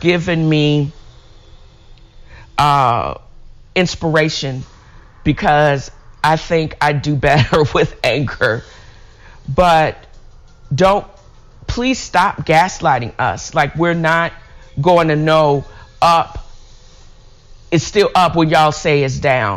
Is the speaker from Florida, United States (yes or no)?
no; Virginia Beach, Virginia, United States; I grew up in Virginia Beach